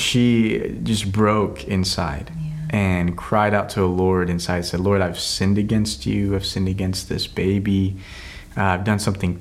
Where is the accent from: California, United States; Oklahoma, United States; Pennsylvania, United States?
Oklahoma, United States; Altus; moved away as an adult; also born or lived in Weatherford, Oklahoma / Tulsa, Oklahoma / Shawnee, Oklahoma / Mexico; I grew up in Altus, Oklahoma from the age of 5 all the way up to 18